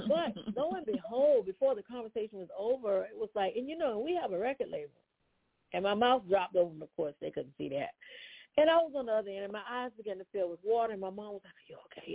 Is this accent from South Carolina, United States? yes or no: yes; Santee, South Carolina, United States; now in Orangeburg, United States; I'm from Orangeburg, South Carolina, originally from Santee, South Carolina